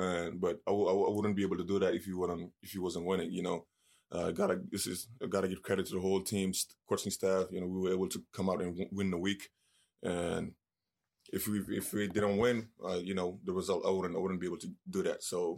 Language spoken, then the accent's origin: English; Senegal; It's like, you know, I grew up in Senegal. Soccer is the number one sport. I didn't start playing until I was 14, you know.